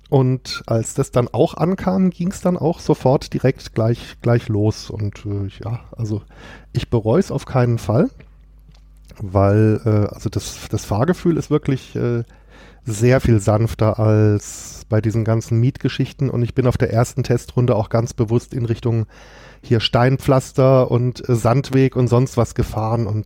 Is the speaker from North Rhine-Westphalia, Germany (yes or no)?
no; Kehl, Baden-Württemberg, Germany; Aus Kehl an der deutsch-französischen Grenze quasi. Also wer das jetzt nicht kennt, ist direkt neben Straßburg.